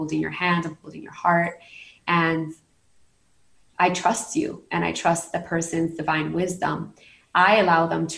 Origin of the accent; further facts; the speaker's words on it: New York City, New York, United States; moved away as an adult; now in Puerto Rico; I'm a New Yorican, born and raised in Brooklyn and then in Queens, and now I'm living in Puerto Rico